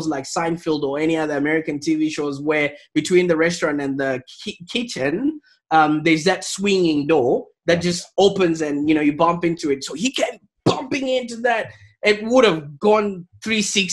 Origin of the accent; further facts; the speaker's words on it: Zimbabwe; moved away as an adult; now in Australia; I was born in Zimbabwe.